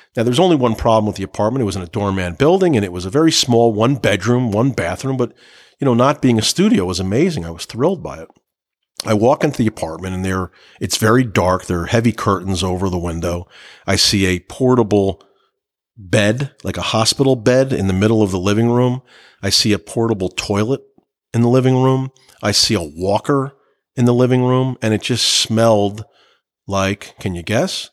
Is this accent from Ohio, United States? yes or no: no; New Jersey, United States; I'm from New Jersey. I grew up eating on paper plates